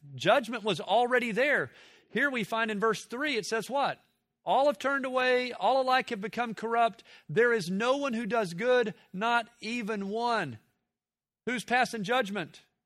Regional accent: Tennessee, United States; I grew up in Tennessee in the, in the late sixties, seventies

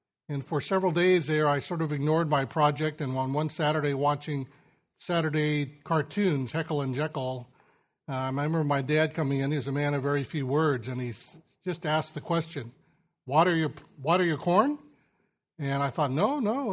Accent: Sacramento San Joaquin Valley, California, United States; I grew up in the Sacramento San Joaquin Valley of California

